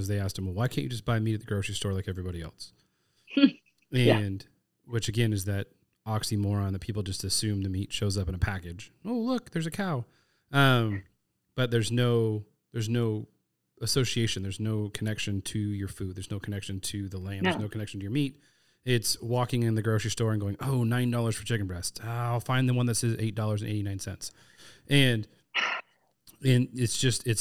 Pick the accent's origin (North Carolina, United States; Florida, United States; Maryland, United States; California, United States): California, United States; Long Beach; I'm actually born and raised in Long Beach, California